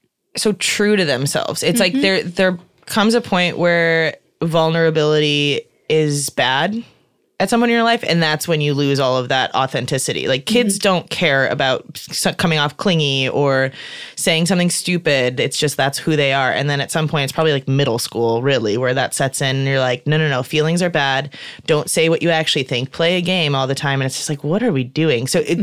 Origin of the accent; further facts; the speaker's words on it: Midwest, United States; and I'm from the Midwest, so I always kind of just go back to people in the Midwest.